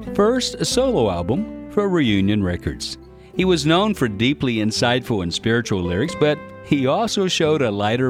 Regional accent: Carbondale, Illinois, United States; my hometown of Carbondale, Illinois

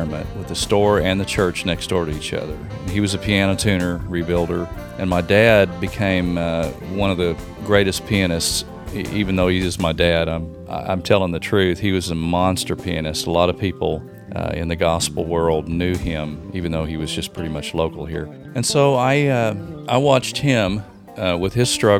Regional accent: Oklahoma City, Oklahoma, United States; I grew up here in Oklahoma City, where we're sitting right now

